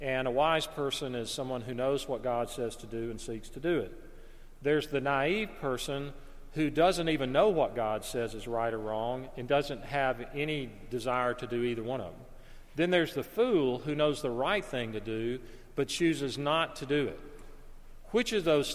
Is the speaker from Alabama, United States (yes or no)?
yes; Alabama, United States; the house where I grew up in Alabama